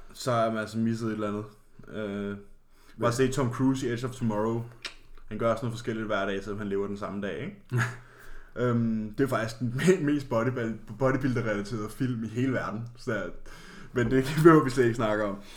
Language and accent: Danish; Karlslunde, Zealand, Denmark; vi er begge to fra en lille flække, kaldet Karlsson.